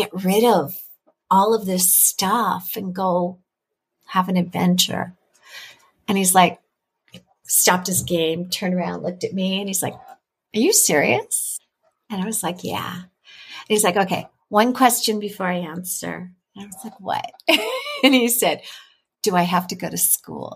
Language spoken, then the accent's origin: English; California, United States; moved away as an adult; I'm originally from California.